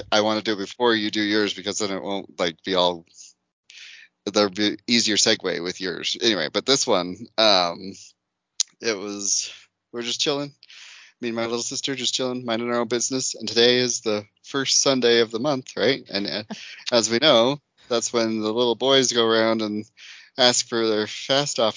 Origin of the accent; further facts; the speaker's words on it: United States; I'm American.